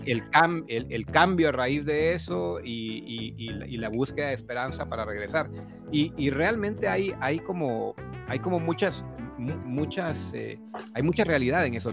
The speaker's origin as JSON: {"language": "Spanish", "country": "Honduras", "tie": "born or raised there", "moved": "as an adult", "lives_now": "Costa Rica", "said": "Soy, soy hondureño de nacimiento, aunque vivo en Costa Rica hace veintidós años."}